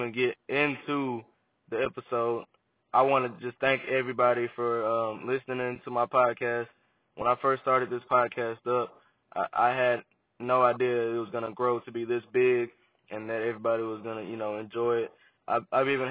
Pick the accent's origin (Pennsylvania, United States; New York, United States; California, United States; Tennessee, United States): Tennessee, United States; Memphis; also born or lived in Arkansas; I'm a Memphis native. I grew up in Memphis. Been in Memphis all my life